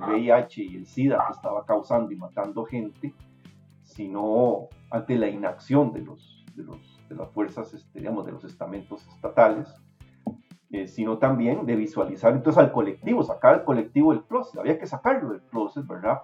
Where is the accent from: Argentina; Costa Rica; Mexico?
Costa Rica; moved away as an adult; also born or lived in New Jersey, United States; yo necesitaba salir de acá, quitarme, quitarme el peso del país encima